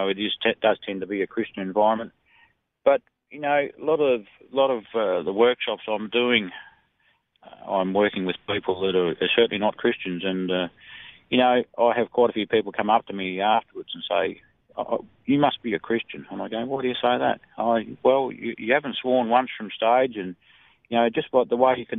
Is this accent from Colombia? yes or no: no; Australia; I'm an Aussie guy